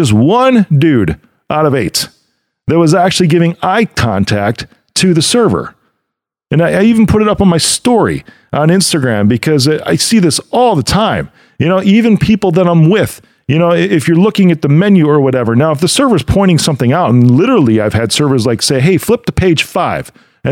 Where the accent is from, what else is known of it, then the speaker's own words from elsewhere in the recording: Chicago, Illinois, United States; my hometown of Chicago